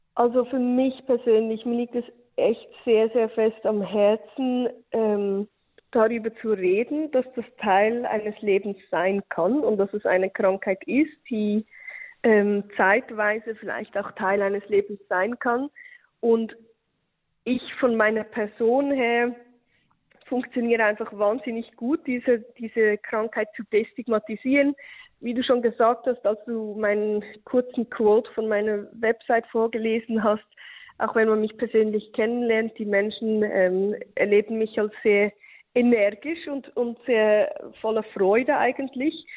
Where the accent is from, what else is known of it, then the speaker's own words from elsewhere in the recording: Switzerland; bei uns in der Schweiz